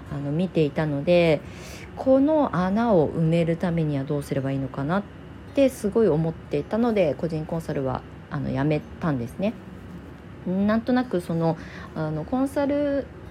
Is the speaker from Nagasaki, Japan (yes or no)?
no; Kasama, Ibaraki, Japan; 私が元々生まれ育った実家、今そこを離れて、ちょっと街中に引っ越しをしたんですけど、その田舎の方の、まあ、笠間市全体田舎なんですけど